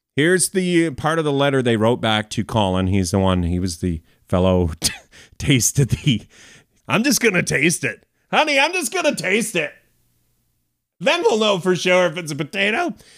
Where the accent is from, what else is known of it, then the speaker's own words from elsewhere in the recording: Canada; I'm a Canadian, uh, fellow